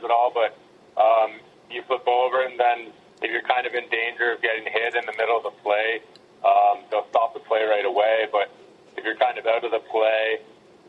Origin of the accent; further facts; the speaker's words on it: Peterborough, Ontario, Canada; moved away as an adult; now in Calgary, Canada; I grew up in Peterborough my whole life.